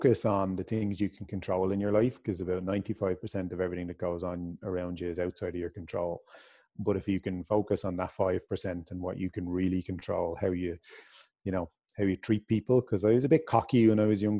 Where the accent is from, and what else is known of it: Ireland